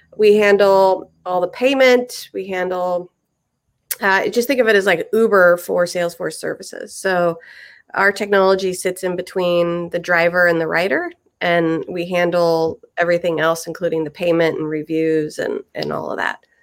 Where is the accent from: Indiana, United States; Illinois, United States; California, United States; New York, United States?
Indiana, United States; Indianapolis; moved away as an adult; I'm actually from Indianapolis. I grew up in Indiana